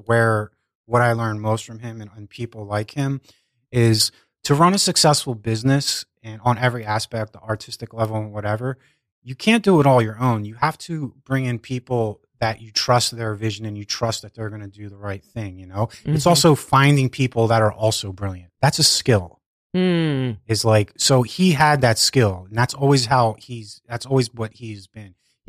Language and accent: English; Philadelphia, Pennsylvania, United States; I grew up in Northeast Philadelphia.